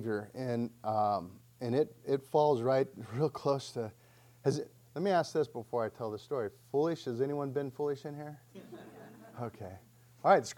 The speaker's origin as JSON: {"language": "English", "town": "Sedona", "region": "Arizona", "country": "United States", "tie": "born or raised there", "said": "I grew up in Sedona"}